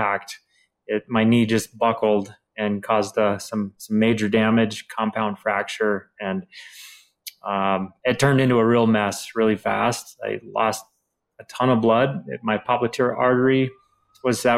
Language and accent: English; St. Cloud, Minnesota, United States; from St. Cloud, Minnesota